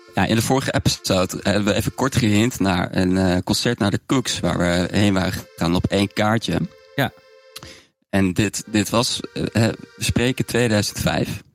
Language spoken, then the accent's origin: Dutch; Zwolle, Overijssel, Netherlands; also born or lived in Gelderland; ik ben een Zwolse, Zwolse jongen